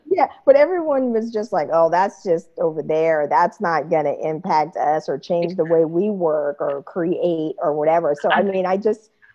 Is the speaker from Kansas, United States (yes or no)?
yes; Wichita, Kansas, United States; moved away as an adult; also born or lived in East Coast / Japan / San Francisco; now in Germany; I'm originally from Wichita, Kansas